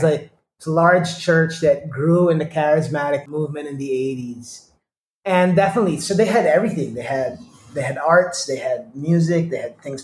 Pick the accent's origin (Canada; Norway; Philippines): Philippines; Manila, Metro Manila; I am Indian, born and raised in Manila, of Indian descent